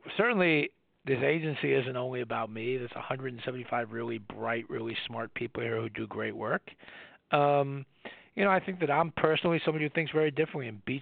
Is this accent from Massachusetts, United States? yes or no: no; New York City, New York, United States; I'm a boy from the Bronx who graduated from public school